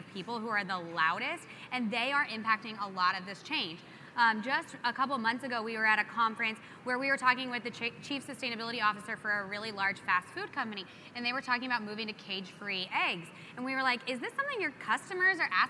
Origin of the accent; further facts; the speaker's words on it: New Mexico, United States; I'm from New Mexico